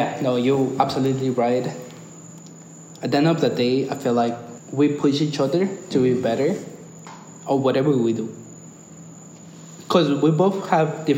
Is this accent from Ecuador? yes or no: yes; Ecuador; now in United States; I'm Ecuadorian. I'm Latino.